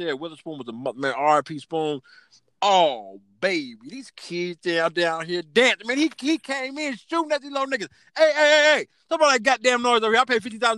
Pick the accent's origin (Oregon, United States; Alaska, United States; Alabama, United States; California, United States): California, United States; Long Beach Blvd and Laurel; I grew up on Long Beach and Laundry